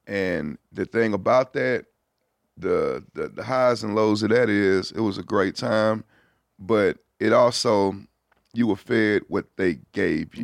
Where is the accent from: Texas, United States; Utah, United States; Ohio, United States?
Texas, United States; Houston; being from Houston